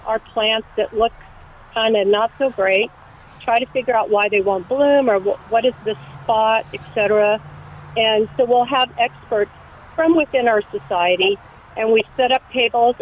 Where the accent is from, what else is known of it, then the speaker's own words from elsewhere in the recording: San Diego, California, United States; now in San Antonio, United States; I'm from San Diego